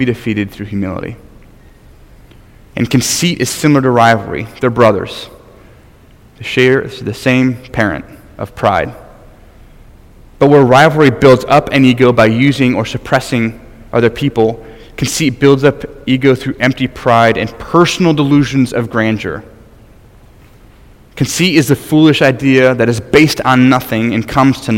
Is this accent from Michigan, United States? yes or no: yes; Michigan, United States; moved away as an adult; I'm from Michigan, my home state, greatest state in the Union.